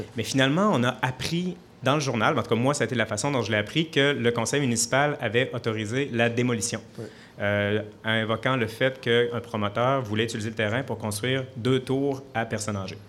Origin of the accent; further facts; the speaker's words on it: Sainte-Marie, Quebec, Canada; also born or lived in Saint-Elzéar; je suis né à Saint-Elzéar. J'étais à l'école à Sainte-Marie.